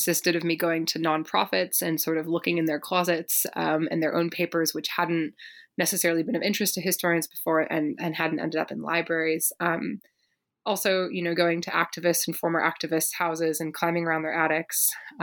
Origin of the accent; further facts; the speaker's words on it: Berkeley, California, United States; I grew up in Berkeley, California